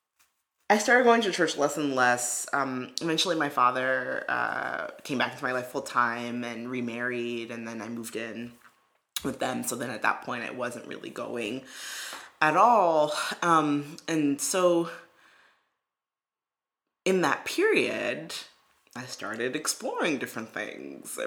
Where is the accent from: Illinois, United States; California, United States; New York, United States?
New York, United States; New York City; I knew I had had classmates who were Jewish growing up in Brooklyn